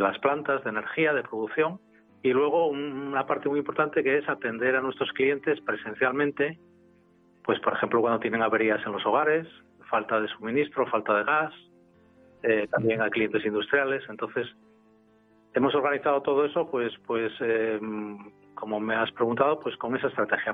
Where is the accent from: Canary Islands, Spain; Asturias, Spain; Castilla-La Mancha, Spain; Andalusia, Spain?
Asturias, Spain; Gijón; nací en Gijón y nací en el año 1957